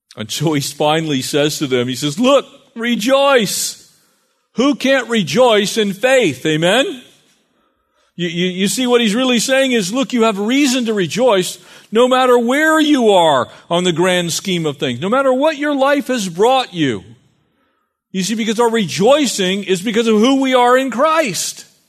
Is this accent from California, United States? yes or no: yes; San Diego County, California, United States; growing up in San Diego County